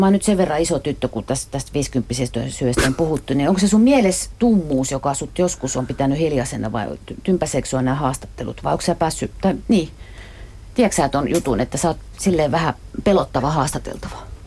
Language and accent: Finnish; Ostrobothnia, Finland; mä oon Pohjanmaalta